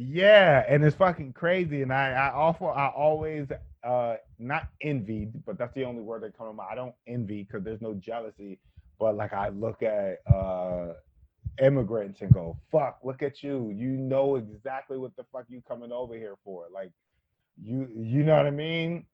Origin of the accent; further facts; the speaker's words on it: Philadelphia, Pennsylvania, United States; also born or lived in Queens, New York; now in New York, United States; I live in New York, but I I still consider myself a person from Philadelphia